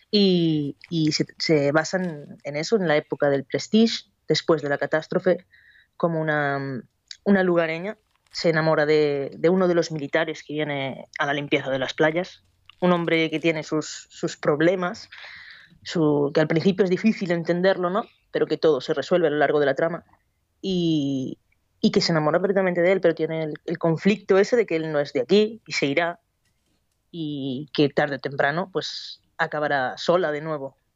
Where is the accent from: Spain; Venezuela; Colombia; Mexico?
Spain; los españoles somos mucho dirabares